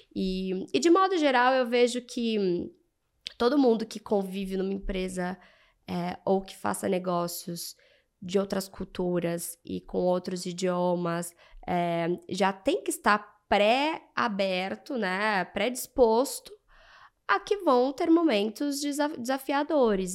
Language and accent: Portuguese; Brazil; somos brasileiras, somos latinos